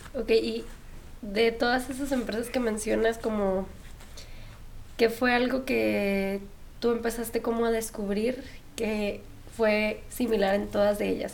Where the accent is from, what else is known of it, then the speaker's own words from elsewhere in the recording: Sinaloa, Mexico; yo también soy de Sinaloa